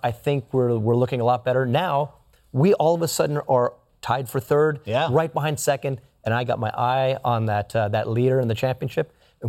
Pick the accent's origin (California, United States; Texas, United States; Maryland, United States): California, United States; moved away as an adult; now in Arizona, United States; I'm from California.